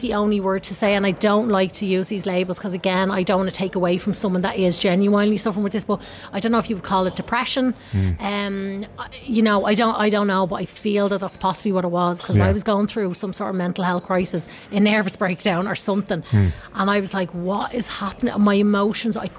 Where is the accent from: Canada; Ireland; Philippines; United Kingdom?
Ireland; Tallaght, Leinster; moved away as an adult; also born or lived in Los Angeles; I grew up in Tallaght